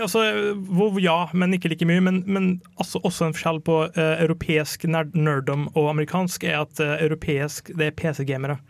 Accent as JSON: {"language": "Norwegian", "town": "Kristiansund", "region": "Møre og Romsdal", "country": "Norway", "moved": "yes", "said": "jeg kom fra Kristiansund, jeg bodde der, og det var en veldig hardcore gamerby."}